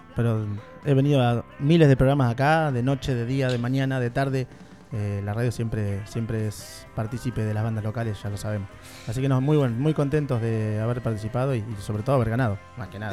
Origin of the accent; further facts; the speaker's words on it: Tandil, Buenos Aires Province, Argentina; somos una banda de 18 años de Tandil, somos parte de Tandil